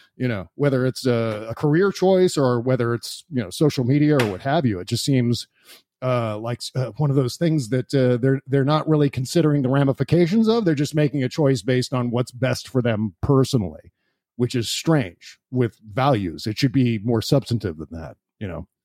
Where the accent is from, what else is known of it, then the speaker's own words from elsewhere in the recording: Washington, District of Columbia, United States; also born or lived in Virginia; I was born in Washington, D C